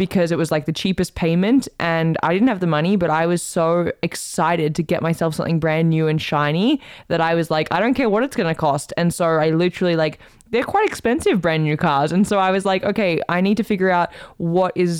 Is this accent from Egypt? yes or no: no; Australia; moved away as an adult; now in Canada; as an Aussie